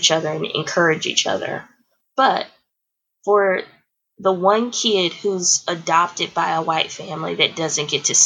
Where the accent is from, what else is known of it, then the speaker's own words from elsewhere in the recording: Houston, Texas, United States; now in The Woodlands, United States; I grew up in Houston, Texas, and my neighborhood was diverse